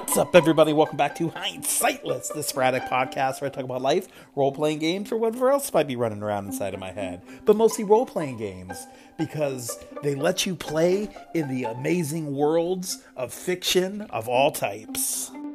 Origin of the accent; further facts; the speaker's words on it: East Coast, United States; moved away; growing up on the East Coast